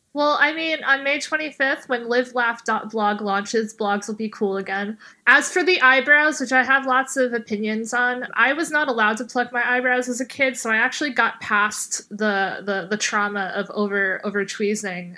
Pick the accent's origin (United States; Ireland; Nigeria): United States; New York City, New York; I'm from Bay Ridge